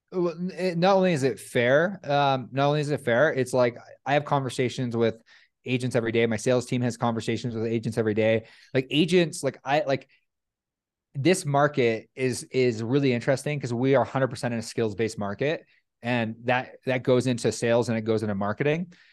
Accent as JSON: {"language": "English", "country": "Canada", "said": "I'm Canadian"}